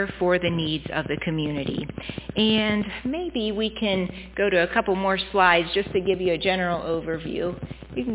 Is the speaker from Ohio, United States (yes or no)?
yes; Cadiz, Ohio, United States; I grew up in Cadiz, so not too far from here